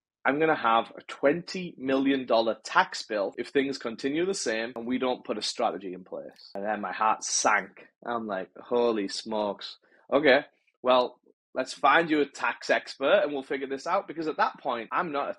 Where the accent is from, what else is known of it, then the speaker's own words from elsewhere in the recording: England, United Kingdom; moved away as an adult; also born or lived in North America; now in Los Angeles, United States; I'm from England, born and raised in England.